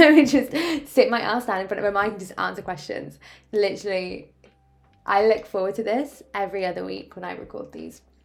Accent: Oxford, South East England, United Kingdom; also born or lived in Ascot; I'm originally from Oxford.

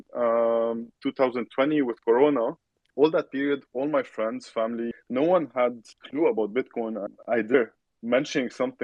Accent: Lebanon; moved away as an adult; now in Europe; I'm born and raised in Lebanon, and then I was fortunate to move to Europe in 2014

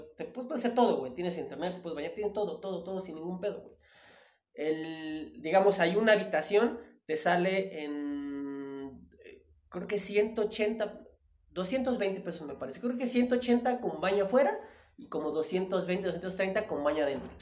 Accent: Tapachula, Chiapas, Mexico; now in Mexico City, Mexico; yo soy de Tapachula, Chiapas, eh, que está, a, estoy a 15 minutos de la frontera de Guatemala

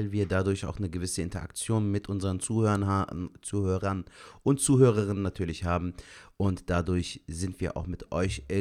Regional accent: Germany; born there; ich habe türkische Wurzeln, ich habe äh, türkische Eltern, also türkische Wurzeln. Bin auch ein Türke, der in Gebo äh, Deutschland

